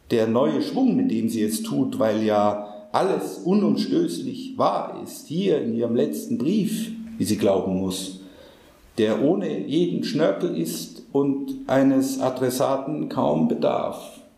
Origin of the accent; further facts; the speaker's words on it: India; als Inder bin ich doch